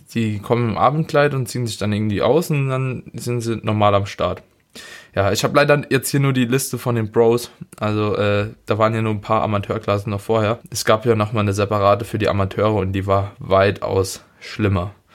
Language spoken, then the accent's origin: German; Germany; wir als Deutsche